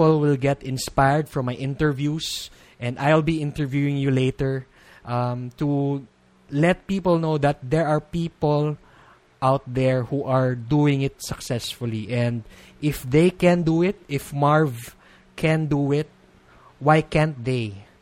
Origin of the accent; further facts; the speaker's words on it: Philippines; being a Filipino